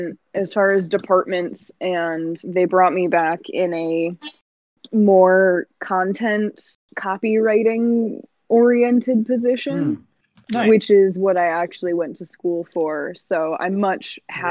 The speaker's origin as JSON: {"language": "English", "country": "United States", "tie": "born or raised there", "said": "growing up in the American education system"}